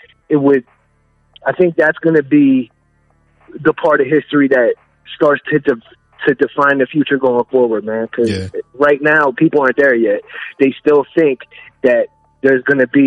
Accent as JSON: {"language": "English", "region": "Delaware", "country": "United States", "said": "I'm from Delaware."}